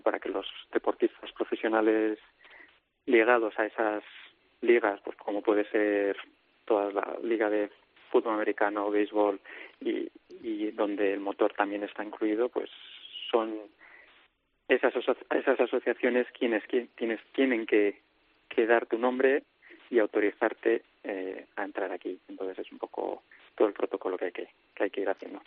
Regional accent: Spain; nosotros como españoles

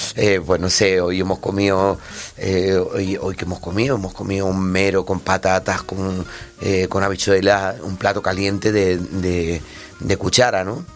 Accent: Madrid, Community of Madrid, Spain; also born or lived in Granada; Yo soy de campamento. Bueno, nací en Granada y luego mi, padre me trajo para acá con con un año

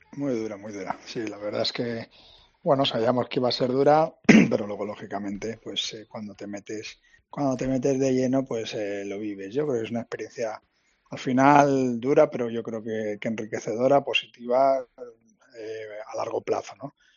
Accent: Alicante, Valencian Community, Spain; soy de Alicante

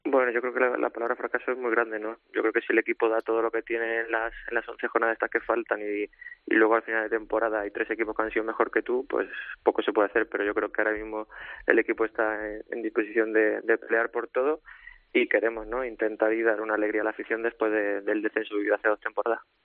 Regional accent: Córdoba, Andalusia, Spain; moved away; yo siendo cordobés

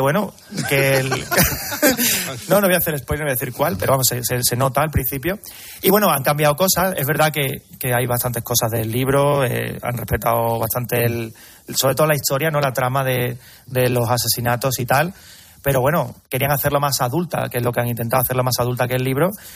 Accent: Carmona, Andalusia, Spain; Yo soy de Carmona

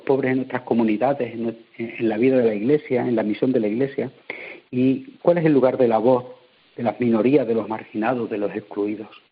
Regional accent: Badajoz, Extremadura, Spain; en Badajoz, de donde soy donde soy diocesano, ¿eh? de la de Badajoz

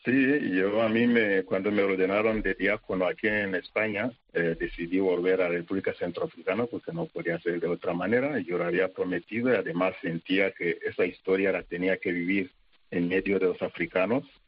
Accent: Rwanda; moved away as an adult; also born or lived in Zaire; yo tenía un concepto de sacerdote, de vida, todo en rosas, porque estaba en mi país

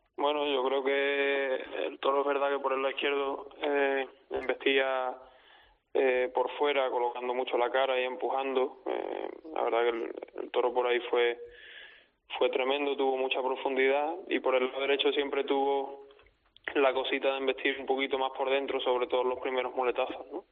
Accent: Olivenza, Extremadura, Spain; mi tierra

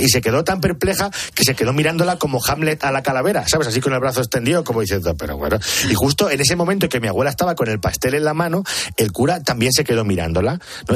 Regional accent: Picón, Castilla-La Mancha, Spain; la misa del gallo de Picón, en mi pueblo

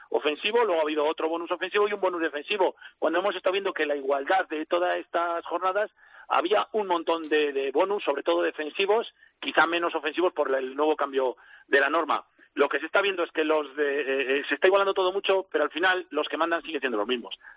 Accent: Valladolid, Castile and León, Spain; a mí que soy vallisoletano, a 100 kilómetros, si es que lo tenemos ahí a una hora.

